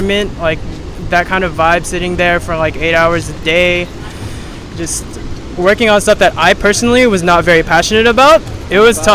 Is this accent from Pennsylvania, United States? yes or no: no; Los Angeles, California, United States; moved away as an adult; also born or lived in San Luis Obispo, California; now in Bali, Indonesia; I'm from Los Angeles, California